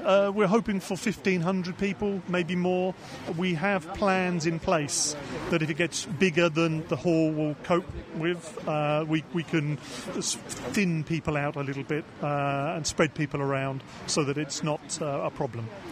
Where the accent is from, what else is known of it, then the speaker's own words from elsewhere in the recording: Aylesbury, South East England, United Kingdom; a little village, a town called Aylesbury.